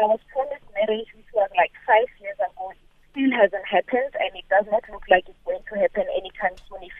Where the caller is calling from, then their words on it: Pretoria, Gauteng, South Africa; I'm calling from Pretoria.